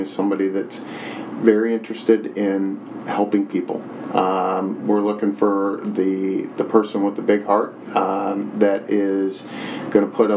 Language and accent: English; Huntley, Illinois, United States; moved away as an adult; I grew up in Huntley, which is in the area in McHenry County, and had moved away for quite a while